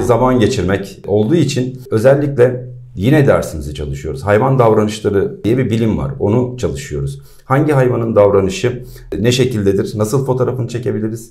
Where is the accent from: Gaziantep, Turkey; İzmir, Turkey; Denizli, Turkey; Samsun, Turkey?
İzmir, Turkey